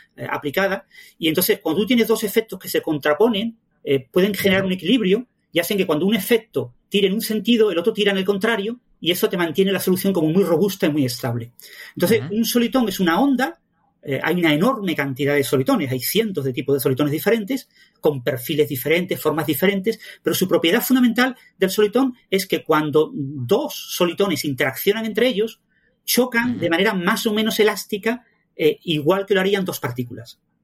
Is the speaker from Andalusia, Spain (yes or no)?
yes; Mijas, Andalusia, Spain; also born or lived in Málaga; yo nací en Mijas